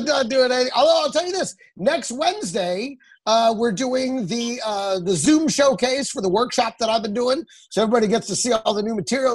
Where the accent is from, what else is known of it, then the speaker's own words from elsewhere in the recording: Texas, United States; I grew up in Texas